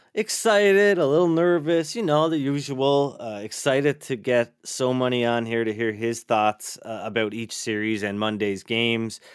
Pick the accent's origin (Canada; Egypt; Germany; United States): Canada; East Coast of Canada; now in Alberta, Canada; growing up on the East Coast of Canada, I know I live in, in Alberta now, uh, out here in Western Canada, but, um, I did grow up on the East Coast